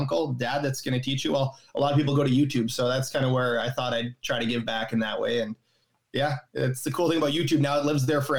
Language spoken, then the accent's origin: English; Altona, Manitoba, Canada; moved away as an adult; now in Kenora, Canada; I grew up a Manitoba boy.